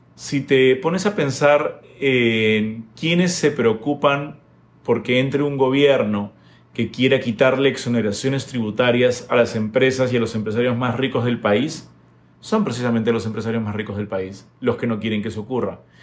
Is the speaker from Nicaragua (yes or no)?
no; Peru; nuestra responsabilidad como peruanos